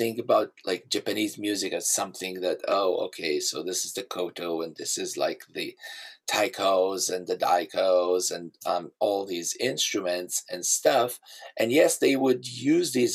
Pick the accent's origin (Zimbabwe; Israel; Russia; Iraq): Israel; moved away; I grew up in Israel